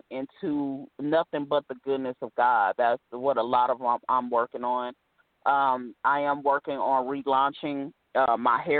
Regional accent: California, United States; also born or lived in Ohio / Virginia; like I've lived in Ohio, Virginia. You know, I'm from California, but I've lived so many different places.

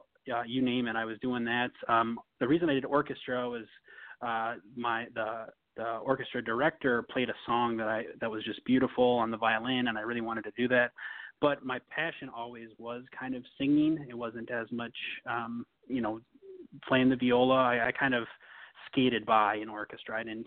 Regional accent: Minnesota, United States; moved away as an adult; also born or lived in Tennessee; I was from Minnesota, and we both ended up going to the University of Tennessee, Knoxville

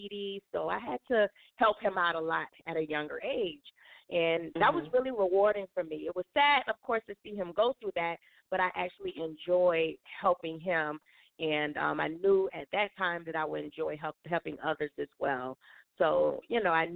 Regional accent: Fort Lauderdale, Florida, United States; I was born and raised in Fort Lauderdale, Florida

